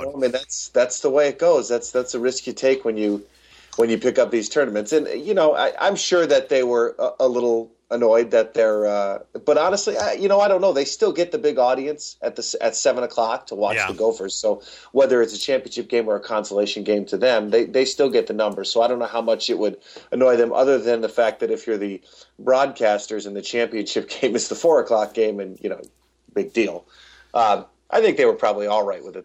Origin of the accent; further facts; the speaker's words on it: Albany, New York, United States; I grew up just outside of Albany, New York